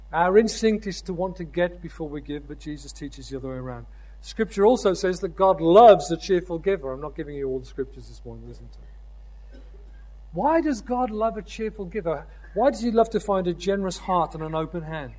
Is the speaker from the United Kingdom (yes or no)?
yes; United Kingdom; I'm a citizen of the United Kingdom